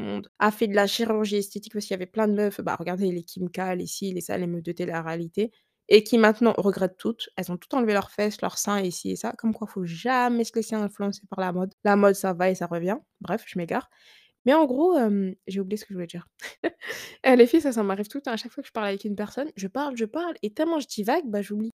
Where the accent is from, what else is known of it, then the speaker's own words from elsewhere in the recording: France; Ils pensaient que j'étais pas française, mais si